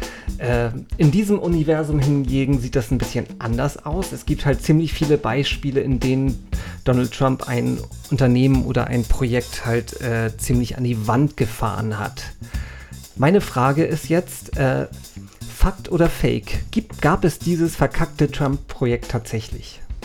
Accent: North Frisia, Schleswig-Holstein, Germany; moved away; Ich bin ja irgendwie in Nordfriesland aufgewachsen

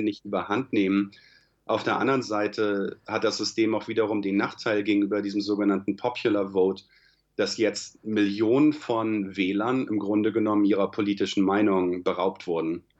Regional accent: Germany; now in United States; Da ich ja nach wie vor deutscher Staatsbürger bin

